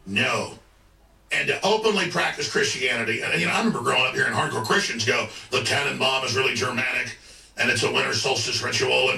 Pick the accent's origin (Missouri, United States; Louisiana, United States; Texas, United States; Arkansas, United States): Texas, United States; Dallas; growing up in Dallas